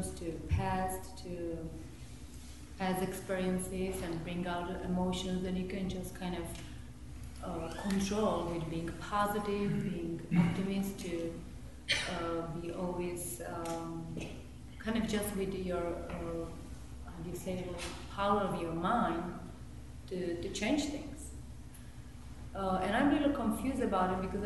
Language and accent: English; Italy; English is a second language; I'm from Italy